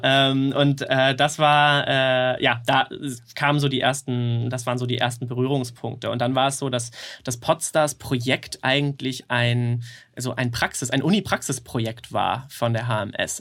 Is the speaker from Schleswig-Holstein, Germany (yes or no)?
yes; near Kiel, Schleswig-Holstein, Germany; moved away as an adult; now in Hamburg, Germany; ich komme eigentlich aus der Nähe von Kiel